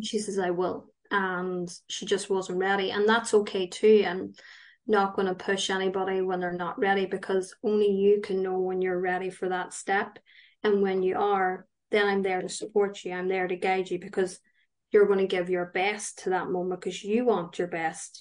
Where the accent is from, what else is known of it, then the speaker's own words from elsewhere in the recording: County Tyrone, Northern Ireland, United Kingdom; I am from County Tyrone, so I'm up the north.